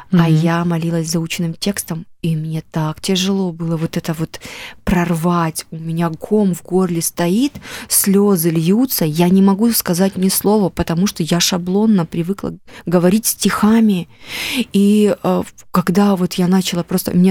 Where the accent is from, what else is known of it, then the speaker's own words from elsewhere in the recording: Yalta, Crimea, Ukraine; now in Russia; Я только когда уехала из Ялты, я поняла вообще, в каком райском месте мы жили.